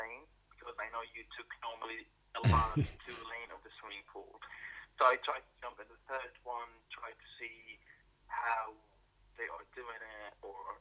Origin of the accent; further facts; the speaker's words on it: Damascus, Damascus Governorate, Syria; now in London, United Kingdom; I'm from Syria, from Damascus, and I do live in London as a refugee.